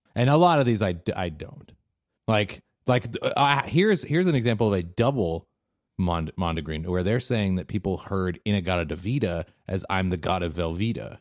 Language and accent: English; Seattle, Washington, United States; now in Bay Area, United States; growing up in Seattle